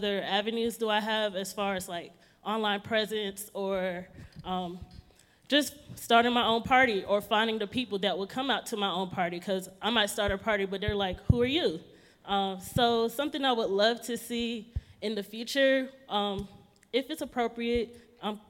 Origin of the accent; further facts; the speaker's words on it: Georgia, United States; moved away as an adult; now in Denver, United States; I'm originally from Georgia, but I live in Denver, Colorado now